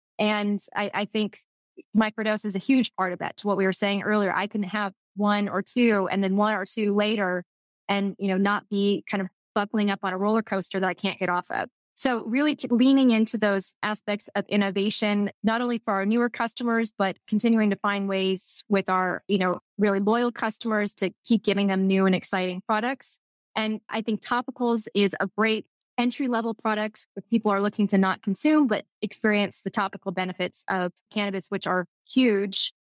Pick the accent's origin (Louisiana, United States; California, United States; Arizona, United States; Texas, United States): Texas, United States; accent: Texas; I'm just saying it with my Texas French accent.